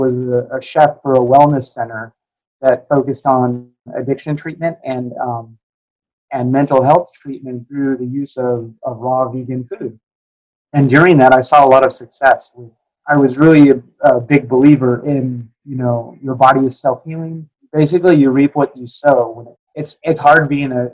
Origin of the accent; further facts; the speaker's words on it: Burbank, California, United States; also born or lived in Seattle, Washington; now in Dallas, United States; I grew up in Burbank, California